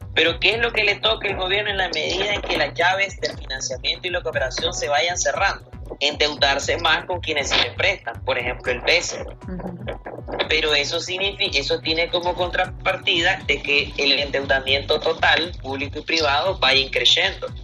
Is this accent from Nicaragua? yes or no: yes; Nicaragua; Nosotros los nicaragüenses